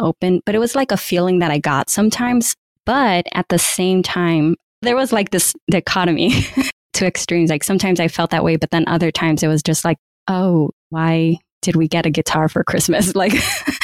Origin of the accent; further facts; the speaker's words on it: California, United States; also born or lived in Michigan / San Francisco; I'm originally from California. That's where I was living. But my university was in Michigan